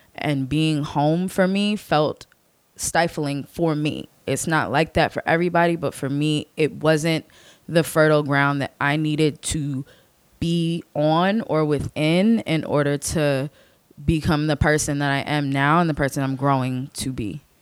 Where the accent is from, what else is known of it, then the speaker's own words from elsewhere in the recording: Chester County, Philadelphia suburbs, Pennsylvania, United States; moved away; where I'm from is one of the western suburbs of Philadelphia, Chester County